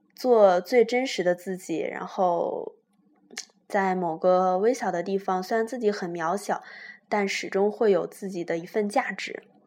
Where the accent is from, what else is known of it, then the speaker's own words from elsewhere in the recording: Shanxi, China; 他听出了我是山西人